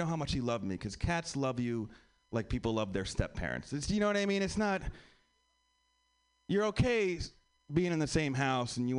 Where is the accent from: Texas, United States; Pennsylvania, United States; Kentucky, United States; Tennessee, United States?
Pennsylvania, United States; also born or lived in New York; now in Los Angeles, United States; I'm from Pennsylvania. I live in LA now